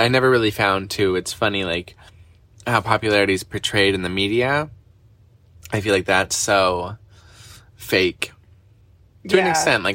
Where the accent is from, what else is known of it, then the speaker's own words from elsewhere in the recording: Canada; we're Canadian